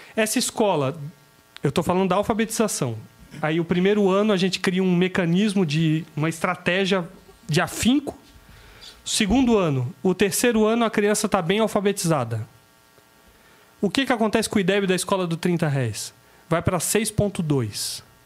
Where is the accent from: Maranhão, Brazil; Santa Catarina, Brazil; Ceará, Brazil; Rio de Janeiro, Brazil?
Santa Catarina, Brazil; Itajaí; eu sou de Itajaí